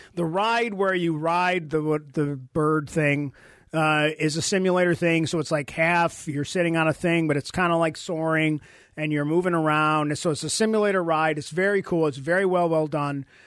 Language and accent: English; Buffalo, New York, United States; we're from Buffalo